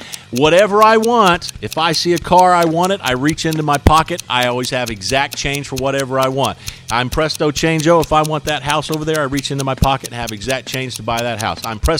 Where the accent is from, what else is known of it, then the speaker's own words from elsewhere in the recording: Stillwater, Oklahoma, United States; growing up in Stillwater.